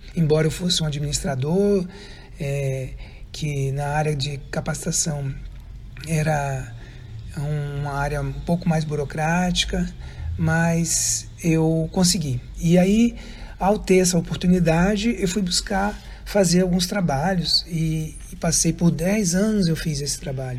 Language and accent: Portuguese; Brasília, Federal District, Brazil; moved away as an adult; now in Florianópolis, Brazil; eu sou natural de Brasília, nasci em Brasília em 1965